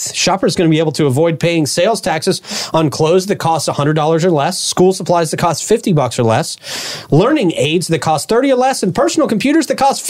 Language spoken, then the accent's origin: English; Florida, United States; we're from Florida.